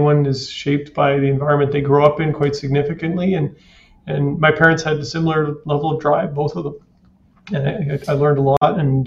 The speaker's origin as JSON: {"language": "English", "town": "Kitimat", "region": "British Columbia", "country": "Canada", "tie": "born or raised there", "lives_now": "Kelowna, Canada", "said": "I grew up in a small town called Kitimat that had a little less than 10,000 people, an industry town."}